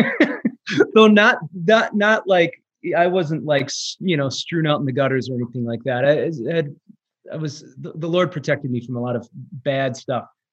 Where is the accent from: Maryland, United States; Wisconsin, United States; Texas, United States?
Wisconsin, United States; Manitowoc; I was born and raised in Manitowoc, Wisconsin, little little town in the uh, kind of northeast Wisconsin